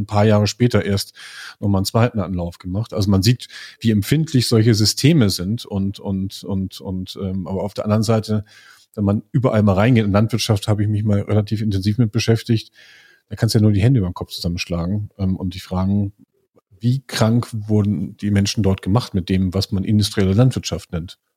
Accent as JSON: {"language": "German", "town": "Lüneburg", "region": "Lower Saxony", "country": "Germany", "said": "ich komme aus Lüneburg"}